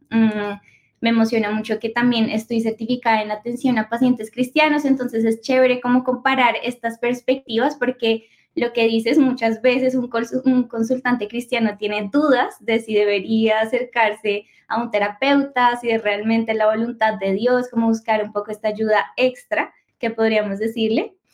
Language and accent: Spanish; Colombia; Bueno, eh, para empezar, soy colombiana, soy psicóloga